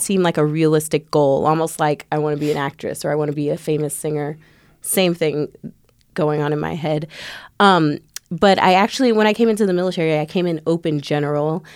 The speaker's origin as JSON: {"language": "English", "town": "Chicago", "region": "Illinois", "country": "United States", "also_born_or_lived": "Tampa, Florida", "moved": "yes", "said": "I'm not from Tampa, Florida. I'm originally from Chicago."}